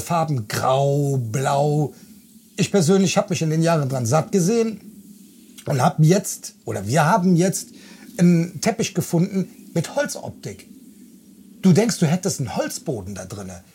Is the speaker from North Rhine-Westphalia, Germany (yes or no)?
yes; Bonn, North Rhine-Westphalia, Germany; 49 Jahre, vom Beruf bin ich Kraftfahrer. Ich komme aus Bonn